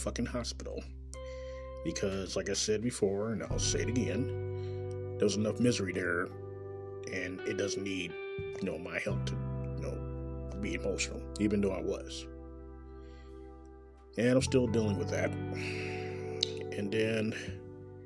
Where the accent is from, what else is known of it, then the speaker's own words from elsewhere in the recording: Kansas City, Missouri, United States; Coming live and direct from Kansas City, Missouri, my hometown